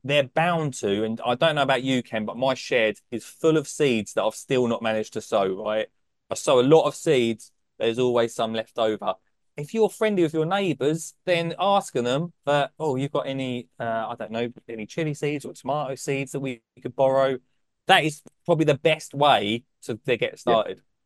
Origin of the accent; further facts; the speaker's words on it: Essex, East of England, United Kingdom; I'm from Essex